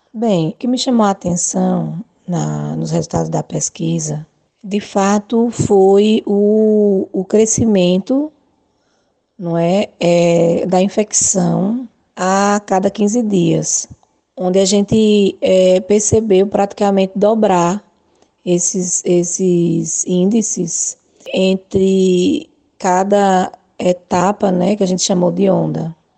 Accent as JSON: {"language": "Portuguese", "town": "Arapiraca", "region": "Alagoas", "country": "Brazil", "tie": "born or raised there", "also_born_or_lived": "Maceió", "said": "Sou natural de Maceió, mas moro em Arapiraca desde o meu primeiro ano de vida"}